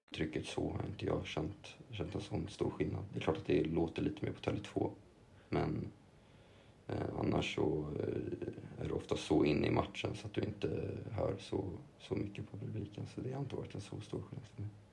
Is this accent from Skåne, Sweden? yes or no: no; Lidingö, Stockholm County, Sweden; also born or lived in Copenhagen / England; bott i Lidingö, eller på Lidingö hela mitt liv också nästan